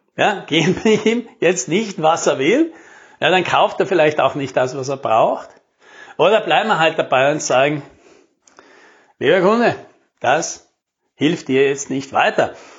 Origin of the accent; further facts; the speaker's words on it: South Tyrol, Trentino-Alto Adige, Italy; bei uns in Südtirol